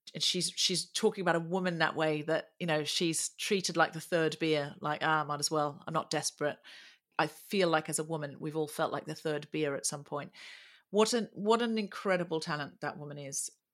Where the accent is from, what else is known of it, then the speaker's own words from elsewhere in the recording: Australia; I was born and raised in Australia